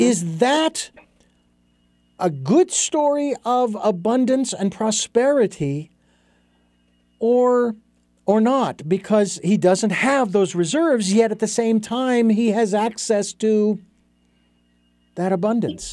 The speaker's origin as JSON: {"language": "English", "town": "Phoenix", "region": "Arizona", "country": "United States", "tie": "born or raised there", "moved": "yes", "said": "Phoenix, my hometown"}